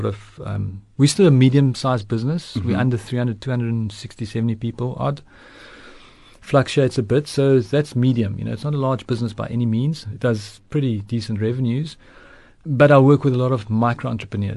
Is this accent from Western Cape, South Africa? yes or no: yes; Stellenbosch, Western Cape, South Africa; first language Afrikaans; English is a second language; I was born in Stellenbosch